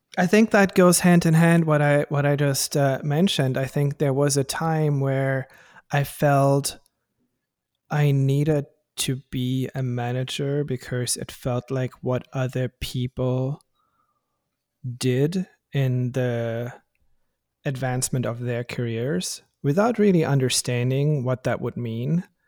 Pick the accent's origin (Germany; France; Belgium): Germany; English is a second language; moved away as an adult; now in Bay Area, United States; I'm from Germany originally